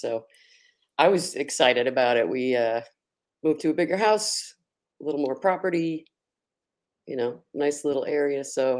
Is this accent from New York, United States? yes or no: yes; the Bronx, Westchester County, New York, United States; I was born in the boogie down Bronx though. Back when, and lived there for about 8 years. And then we moved to Westchester County, which is about 25 miles north of Manhattan.